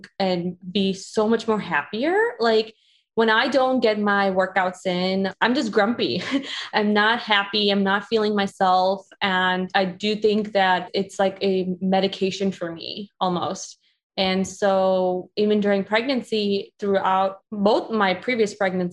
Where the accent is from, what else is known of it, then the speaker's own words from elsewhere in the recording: Chicago, Illinois, United States; I grew up in Chicago